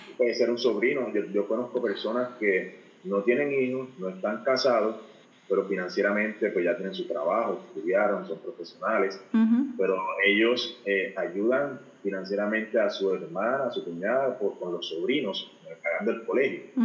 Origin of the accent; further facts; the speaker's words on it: Puerto Rico; now in Houston, United States; Yo, yo, nací en Puerto Rico, actualmente estoy en los Estados Unidos, en Houston, Texas